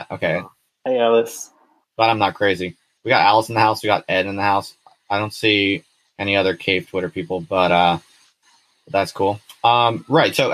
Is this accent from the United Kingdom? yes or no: yes; Hull, Yorkshire and the Humber, United Kingdom; I'm from Hull originally.